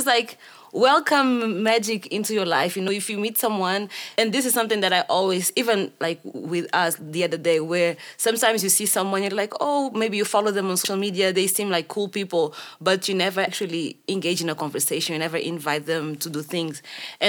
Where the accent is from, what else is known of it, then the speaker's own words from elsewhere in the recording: Mozambique; also born or lived in Maputo; I'm from Mozambique